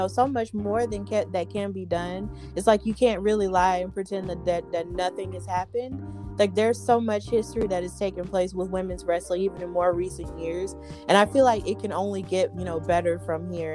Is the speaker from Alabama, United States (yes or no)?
yes; Alabama, United States; my home state